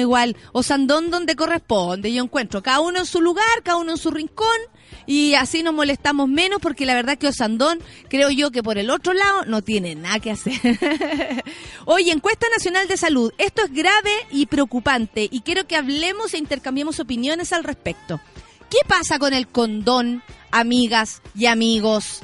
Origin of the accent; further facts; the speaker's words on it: Santiago, Santiago Metropolitan Region, Chile; somos de Santiago